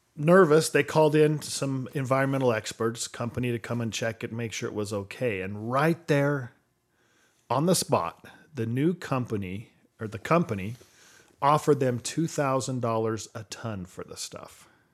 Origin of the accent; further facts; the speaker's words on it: Podunk, New Mexico, United States; I grew up in Podunk, New Mexico.